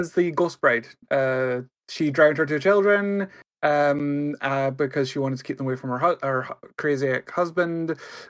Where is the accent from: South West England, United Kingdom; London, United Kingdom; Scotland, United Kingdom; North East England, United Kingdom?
Scotland, United Kingdom; I'm Scottish